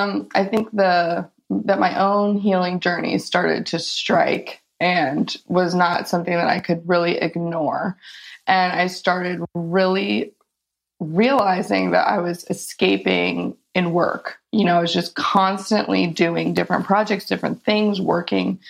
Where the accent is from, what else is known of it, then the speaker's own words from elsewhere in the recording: Chicago, Illinois, United States; moved away; also born or lived in California; I grew up in Chicago and moved a couple of places and ended up in California when I was 19